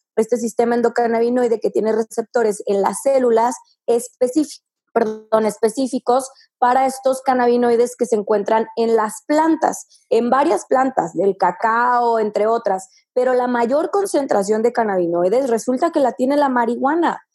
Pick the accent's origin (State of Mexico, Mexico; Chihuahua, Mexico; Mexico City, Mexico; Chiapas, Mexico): Chihuahua, Mexico; Sierra Tarahumara; la sierra tarahumara, que es de donde soy yo